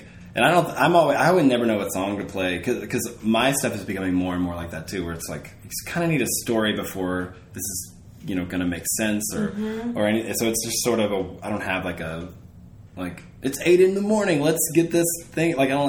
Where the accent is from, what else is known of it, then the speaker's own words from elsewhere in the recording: Arkansas, United States; For me, I will say, like, I grew up in Southwest Arkansas. My family is from the Midwest, though